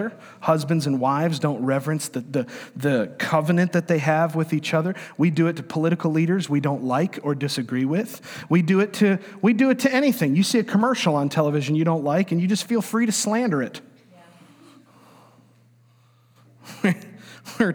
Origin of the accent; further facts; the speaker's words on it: New York, United States; moved away; I'm from New York, and I'm of Italian descent.